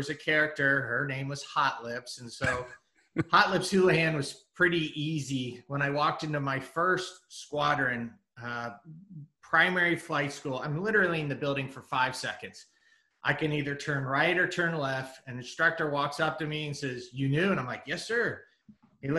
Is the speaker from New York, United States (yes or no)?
no; Kansas City, Missouri, United States; moved away as an adult; also born or lived in San Diego; I moved from San Diego back to Kansas City, where I was from.